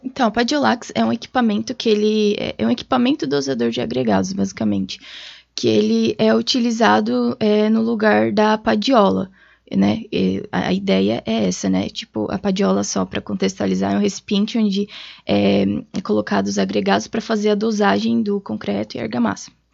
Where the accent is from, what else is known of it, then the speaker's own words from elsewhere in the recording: Tubarão, Santa Catarina, Brazil; moved away as an adult; now in Blumenau, Brazil; eu sou natural de Tubarão, Santa Catarina